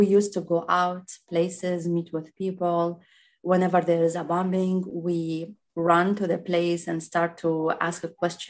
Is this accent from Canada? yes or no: no; Baghdad, Baghdad Governorate, Iraq; English is a second language; moved away as an adult; now in Texas, United States; I grew up in Baghdad and I was always there in Baghdad with my parents and my only sister.